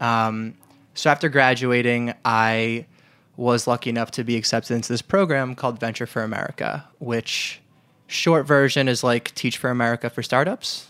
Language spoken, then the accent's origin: English; New York, United States; also born or lived in Detroit; I'm originally from New York